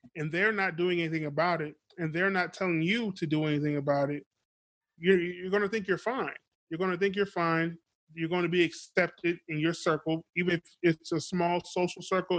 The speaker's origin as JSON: {"language": "English", "town": "Beaufort", "region": "South Carolina", "country": "United States", "tie": "born or raised there", "moved": "yes", "said": "I was born in South Carolina, Beaufort. Shout out to Beaufort, South Carolina. Still have family down there."}